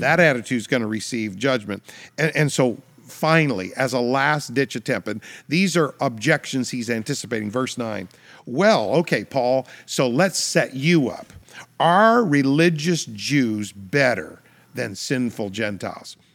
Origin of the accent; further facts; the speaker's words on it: Canada; I'm a Canadian citizen